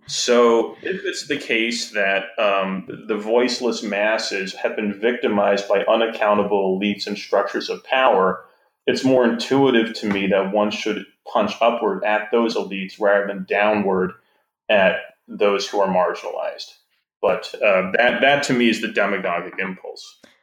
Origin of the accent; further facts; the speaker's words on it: Wisconsin, United States; I'm from Wisconsin